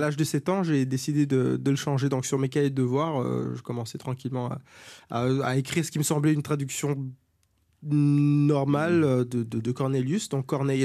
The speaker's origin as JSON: {"language": "French", "country": "Germany", "tie": "born or raised there", "moved": "yes", "said": "sur mon certificat de naissance euh, allemand, puisque je suis né en Allemagne"}